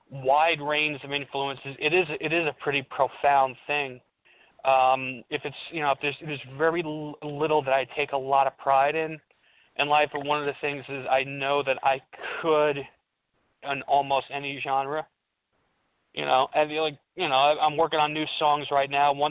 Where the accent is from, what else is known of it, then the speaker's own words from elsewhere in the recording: Colombia; born there; Uh, you know, I'm also raised in an Italian American house, even though I was born in Colombia. So I listen to Latin music.